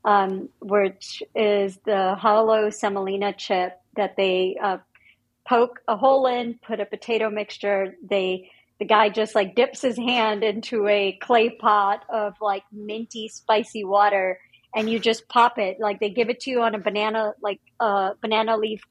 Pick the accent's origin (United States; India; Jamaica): India; moved away; I was born and raised in India.